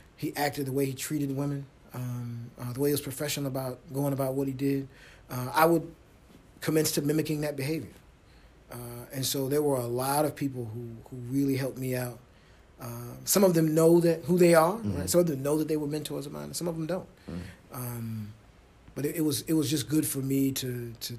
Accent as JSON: {"language": "English", "town": "Chicago", "region": "Illinois", "country": "United States", "tie": "born or raised there", "said": "I grew up in a single parent household in Chicago"}